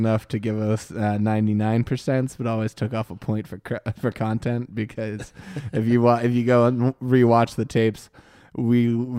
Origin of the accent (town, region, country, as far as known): Moon Township, Pennsylvania, United States; born or raised there